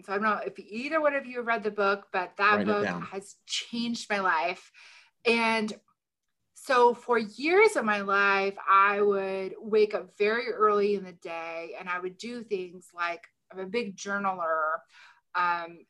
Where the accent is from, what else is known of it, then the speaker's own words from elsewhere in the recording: Shelbyville, Illinois, United States; also born or lived in New York City; Shelbyville, Illinois, my hometown